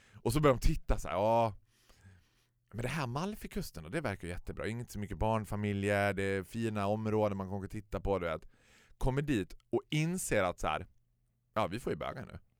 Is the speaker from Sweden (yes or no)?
yes; Sweden; Vi är svenskar